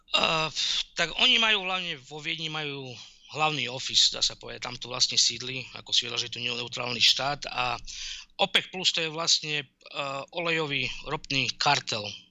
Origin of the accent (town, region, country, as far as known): Slovakia; moved away